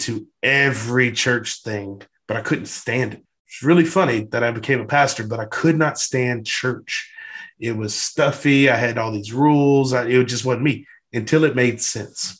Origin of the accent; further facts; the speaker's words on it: Louisiana, United States; I'm from Louisiana.